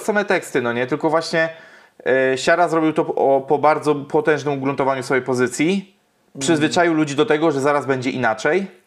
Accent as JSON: {"language": "Polish", "area": "near Widawa", "region": "Łódź Voivodeship", "country": "Poland", "tie": "born or raised there", "said": "nieopodal mojej rodzinnej miejscowości mhm. Y, jest taka miejscowość jak Widawa"}